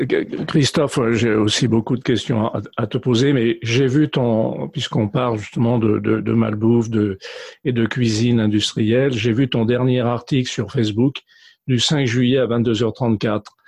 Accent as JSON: {"language": "French", "country": "France", "said": "chez nous en France"}